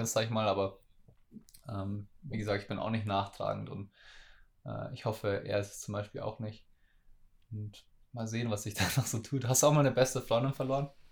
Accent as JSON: {"language": "German", "area": "school in Munich from age ten", "region": "Bavaria", "country": "Germany", "tie": "born or raised there", "said": "viel Zeit zu Hause bei mir im Dorf oder so verbracht habe ähm, als Kind. Ich bin halt, ich bin mit zehn nach München in die Schule gewechselt"}